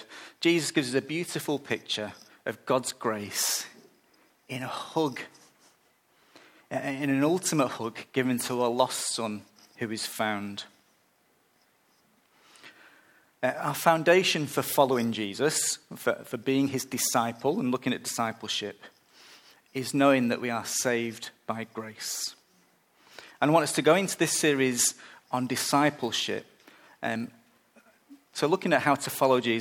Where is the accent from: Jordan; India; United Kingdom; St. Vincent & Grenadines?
United Kingdom; moved away; I'm British